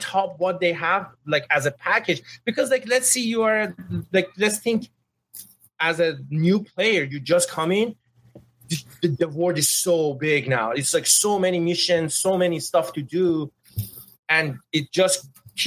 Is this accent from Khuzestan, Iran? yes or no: no; Tehran, Tehran Province, Iran; English is a second language; moved away as an adult; now in San Francisco Bay Area, United States; I come from Tehran. Tehran is a very big, like you know, city